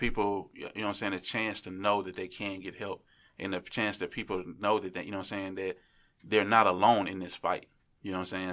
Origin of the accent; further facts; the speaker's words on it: Memphis, Tennessee, United States; I'm from Memphis